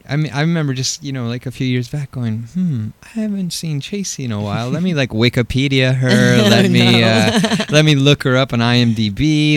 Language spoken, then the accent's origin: English; East Coast, United States; For me, I grew up on the East Coast, and then got stuck.